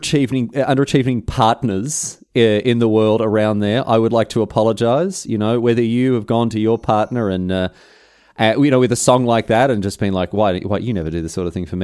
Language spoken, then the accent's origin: English; Melbourne, Victoria, Australia; obviously I'm from Melbourne, so they'd be able to tell a slight difference in the Adelaide Melbourne accent.